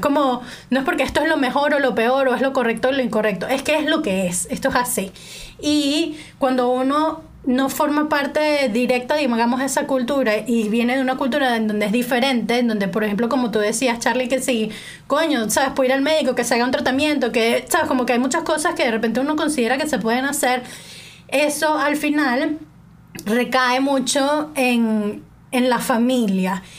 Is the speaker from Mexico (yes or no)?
no; Venezuela; moved away as an adult; now in England; en Venezuela a mí todo el mundo me ha dicho China toda mi vida